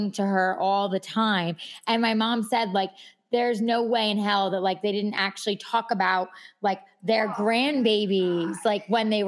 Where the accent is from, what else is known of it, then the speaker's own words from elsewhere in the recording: New York, United States; we're both from New York